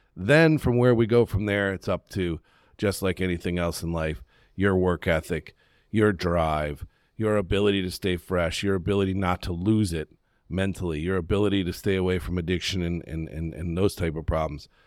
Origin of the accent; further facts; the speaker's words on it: Western New York, United States; moved away; also born or lived in Charlotte, North Carolina; I grew up in Western New York